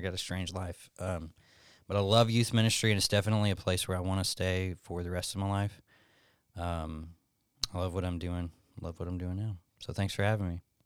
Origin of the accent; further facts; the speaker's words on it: Alabama, United States; moved away as an adult; now in Tucson, United States; born and raised in Alabama.